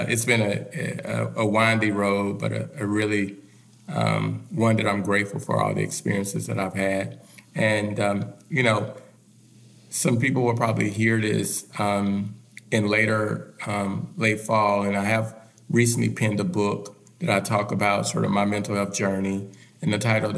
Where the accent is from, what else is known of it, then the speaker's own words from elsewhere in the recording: Little Rock, Arkansas, United States; I'm originally from Little Rock, Arkansas